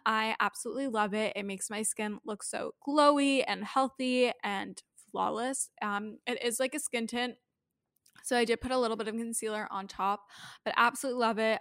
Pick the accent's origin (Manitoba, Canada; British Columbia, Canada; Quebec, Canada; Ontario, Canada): Ontario, Canada; Thornhill; now in Toronto, Canada; I grew up in Thornhill